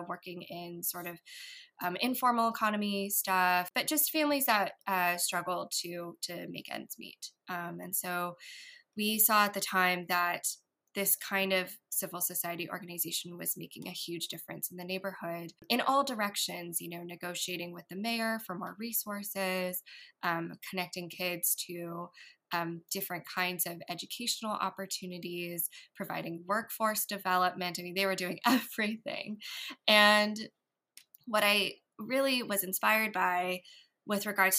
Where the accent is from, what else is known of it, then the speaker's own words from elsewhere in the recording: San Jose, California, United States; I grew up in San Jose, California